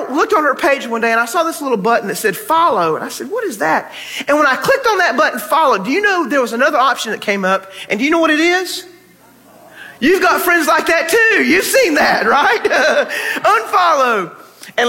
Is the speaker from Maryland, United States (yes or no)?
no; North Carolina, United States; now in Texas, United States; when I was growing up in North Carolina